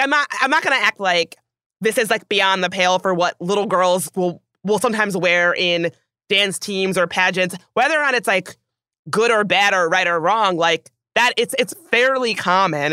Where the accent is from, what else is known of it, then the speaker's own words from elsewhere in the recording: the South, United States; growing up in the South